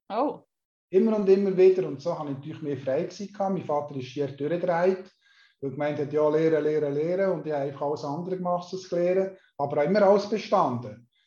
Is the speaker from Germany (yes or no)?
no; Solothurn, Switzerland; born there; ich bin in Solothurn geboren, 1965, das heisst, ich bin 56, heute 57.